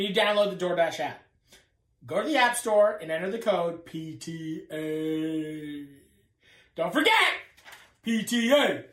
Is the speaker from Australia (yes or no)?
no; Canada; accent: Canadian; my Canadian accent